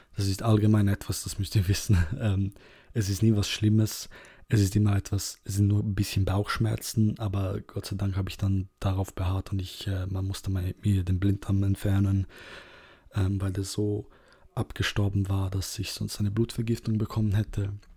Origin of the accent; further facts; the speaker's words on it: Serbia; moved away; ich bin ursprünglich aus Serbien